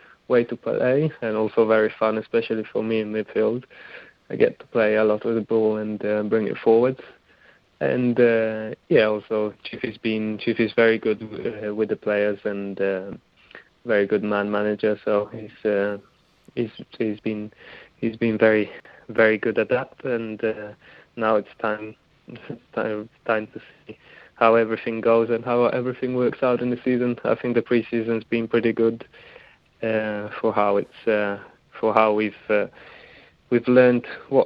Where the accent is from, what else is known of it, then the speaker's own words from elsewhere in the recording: Italy; also born or lived in New Zealand; now in Wellington, New Zealand; I grew up in Italy